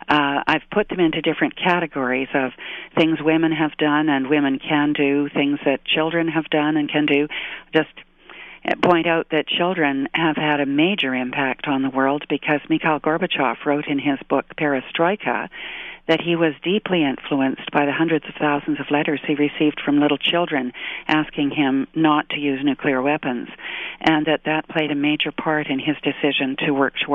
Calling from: British Columbia, Canada; I'm in British Columbia, and it's beautiful and sunny this morning.

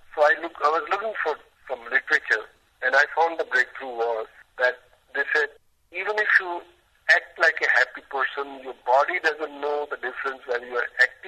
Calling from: Mumbai, Maharashtra, India; I'm calling from India.

